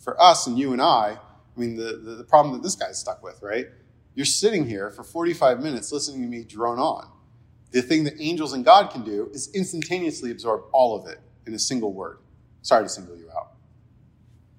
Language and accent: English; New Jersey, United States; I'm from New Jersey